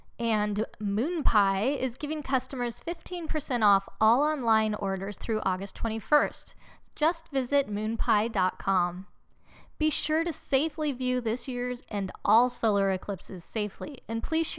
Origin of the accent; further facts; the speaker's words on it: San Jose, California, United States; I'm from San Jose